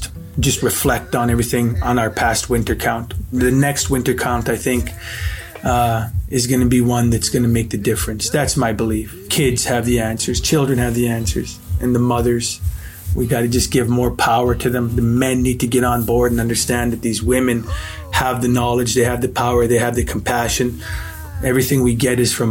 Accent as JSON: {"language": "English", "town": "Wenatchee", "region": "Washington", "country": "United States", "tie": "born or raised there", "said": "I was born in Wenatchee, Washington, down in the Okanagan Valley"}